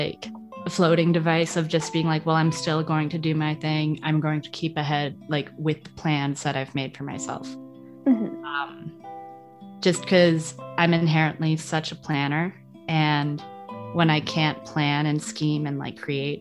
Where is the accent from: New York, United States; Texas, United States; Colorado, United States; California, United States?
New York, United States; outside New York City, United States; moved away as an adult; also born or lived in Florida; I grew up outside New York City